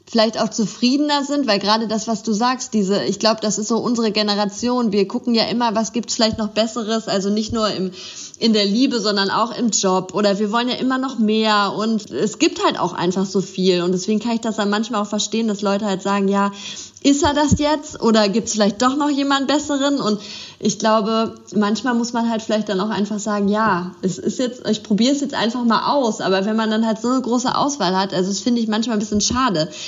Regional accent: Bielefeld, North Rhine-Westphalia, Germany; born there; now in Cologne, Germany; Also ich komme äh, gebürtig aus Bielefeld, aber bin zum Studieren dann nach Köln gegangen und bin jetzt auch schon ziemlich lange in Köln

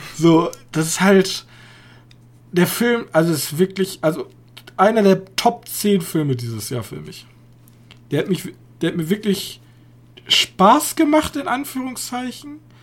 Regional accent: Germany; als Deutsche

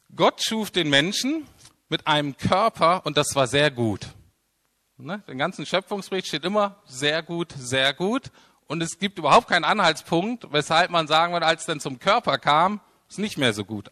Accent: Germany; wir als Deutsche

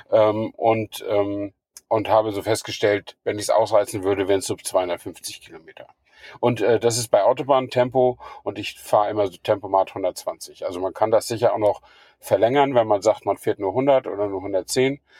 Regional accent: Flensburg, Schleswig-Holstein, Germany; now in Königs Wusterhausen, Germany; Stamme ich ja aus, danke, stamme ich ja aus Flensburg, also habe ich mich auf den Weg gemacht von Königswusterhausen nach Flensburg.

